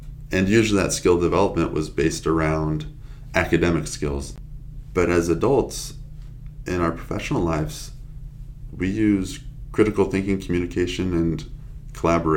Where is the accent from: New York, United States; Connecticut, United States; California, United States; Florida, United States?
California, United States; San Diego; I'm born and raised in San Diego